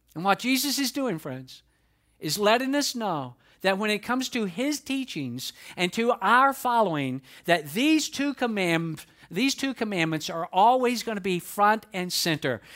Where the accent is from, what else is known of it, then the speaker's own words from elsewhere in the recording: Atlanta, Georgia, United States; accent: Southern drawl; I'm from the South. I'm from Atlanta, Georgia. That is no secret. I have a Southern drawl